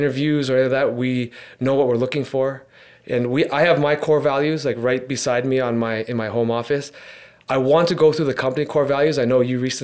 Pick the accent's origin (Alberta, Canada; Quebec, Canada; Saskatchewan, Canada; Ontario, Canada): Ontario, Canada; Hamilton; me being born and raised in Hamilton, I've actually never left Hamilton. I still live in Hamilton.